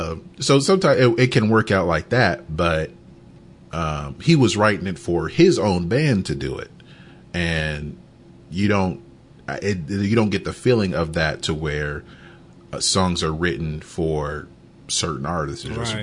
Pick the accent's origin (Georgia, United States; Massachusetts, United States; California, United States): Georgia, United States; Conyers; If people ask me where I'm from, I say Atlanta because Conyers is just too much to explain.